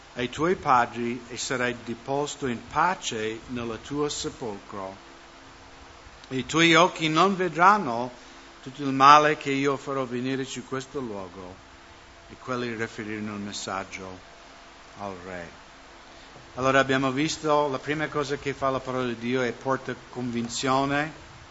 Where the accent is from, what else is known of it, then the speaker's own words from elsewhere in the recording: United States; now in Italy; nel mio paese, Stati Uniti